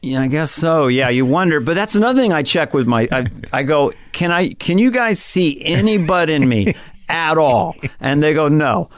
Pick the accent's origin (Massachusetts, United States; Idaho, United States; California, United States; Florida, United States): California, United States; San Carlos; Northern California, San Carlos